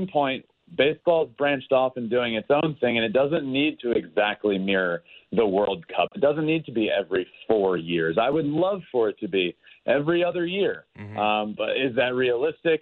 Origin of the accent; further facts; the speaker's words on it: United States; I'm obviously American